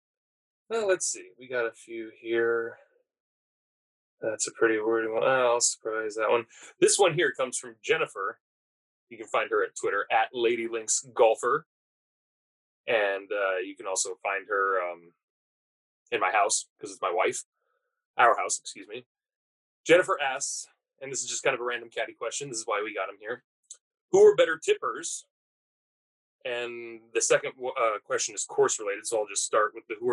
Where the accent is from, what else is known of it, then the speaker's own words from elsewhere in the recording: West Coast, United States; I'm born and raised in the West Coast